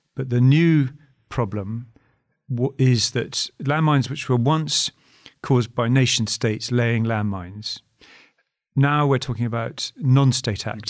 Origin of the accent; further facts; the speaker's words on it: United Kingdom; speaking as a Brit